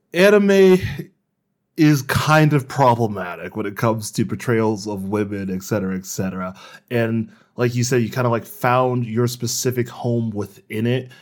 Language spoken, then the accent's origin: English; United States; I am extremely American